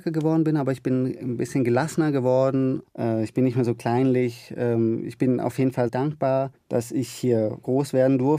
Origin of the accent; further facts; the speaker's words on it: Germany; Äh, also meine Heimat ist äh, Deutschland, ganz klar. Ich sehe mich auch als Deutschen